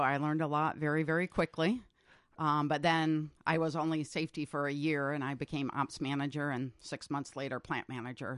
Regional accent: Massachusetts, United States; moved away as an adult; also born or lived in New Hampshire / Vermont / North Carolina; now in Northfield, United States; New England, mostly Massachusetts

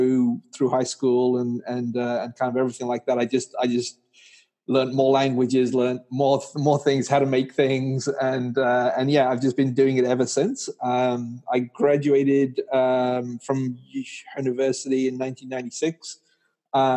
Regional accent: England, United Kingdom; moved away as an adult; also born or lived in Pakistan / California, United States; now in New York State, United States; I was born in Pakistan. My family moved to England when I was 4 years old. And then after I graduated from university, I got a job with a company in England

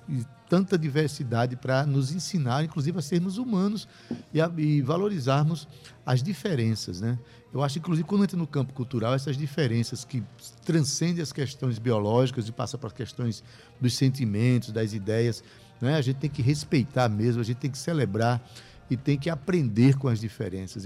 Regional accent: Itabaiana, Paraíba, Brazil; eu sou de lá, eu sou de Itabaiana. Nasci na cidade do Mestre

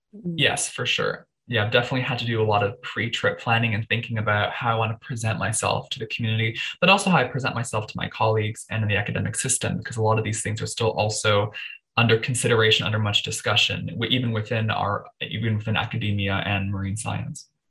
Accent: Toronto, Ontario, Canada; I was born in Toronto.

